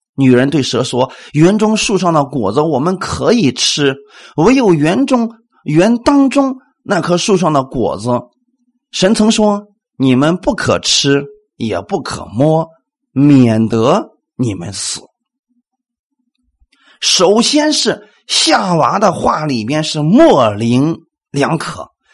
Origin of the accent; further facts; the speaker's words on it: China; 我们中国人